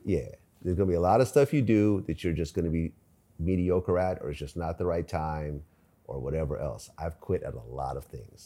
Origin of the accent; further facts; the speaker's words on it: San Mateo, California, United States; moved away as an adult; also born or lived in Ukraine / Springfield, Massachusetts / San Francisco / Berkeley; I was born in Ukraine. Uh, we moved to Springfield, Massachusetts. So we lived in the projects out there for a little bit. And then we moved out to the West Coast, first in San Francisco, then we settled down in San Mateo. My family bought a house there. And I was there all through, you know, high school